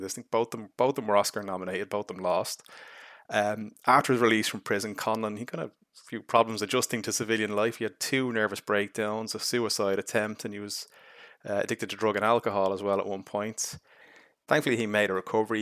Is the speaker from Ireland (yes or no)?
yes; Ireland